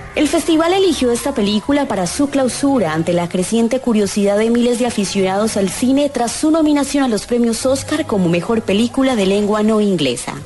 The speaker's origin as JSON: {"language": "Spanish", "country": "Colombia", "moved": "yes", "lives_now": "Australia", "said": "Como colombiana"}